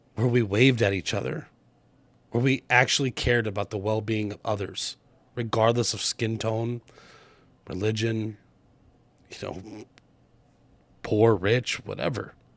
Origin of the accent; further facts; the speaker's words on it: Arizona, United States; now in Wisconsin, United States; I grew up in Arizona